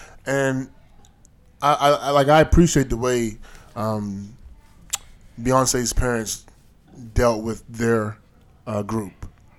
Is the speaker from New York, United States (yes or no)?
no; Baltimore, Maryland, United States; Yeah, I'm from Baltimore.